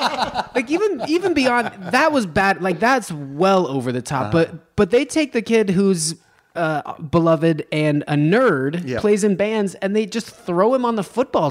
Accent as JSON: {"language": "English", "town": "Reno", "region": "Nevada", "country": "United States", "said": "I'm from Nevada, but I'm from north of there."}